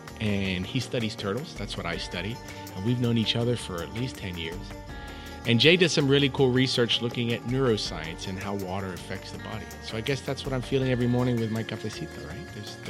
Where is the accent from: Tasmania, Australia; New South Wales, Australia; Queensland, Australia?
New South Wales, Australia; Sydney; I grew up in Sydney, in Australia.